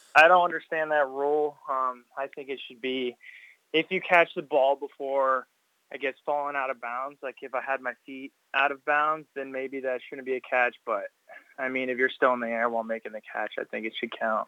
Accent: Cypress, Texas, United States; I'm from Cy Fair

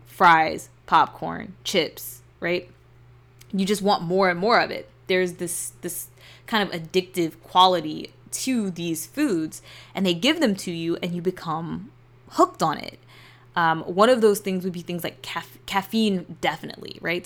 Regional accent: United States; those of us who were born and raised in the United States

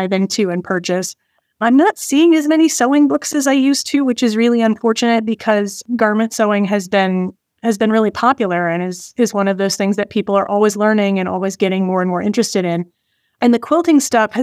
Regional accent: Chicago suburbs, Illinois, United States; moved away; I'm originally from the Chicago suburbs

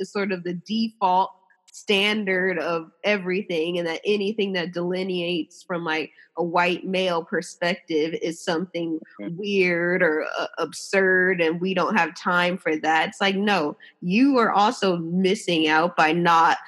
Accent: Los Angeles, California, United States; I grew up

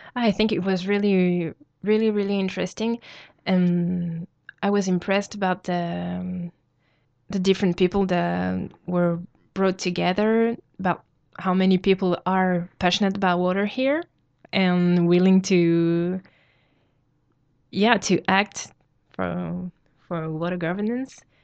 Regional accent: New Caledonia; I come from New Caledonia

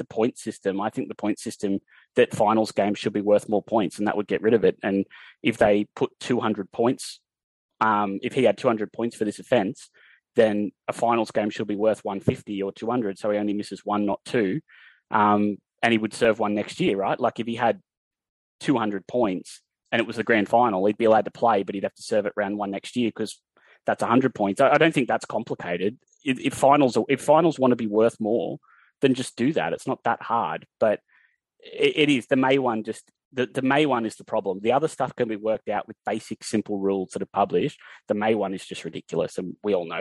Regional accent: Newcastle, New South Wales, Australia; I'm from Newcastle

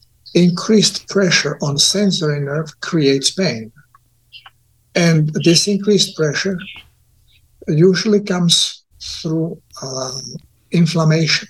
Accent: Croatia; also born or lived in Czech Republic; born in Czechoslovakia, Czech Republic, by Croatian parents. So as a young 7-year-old, I came back to Yugoslavia, to Croatia, and I consider myself more Croat than Czech

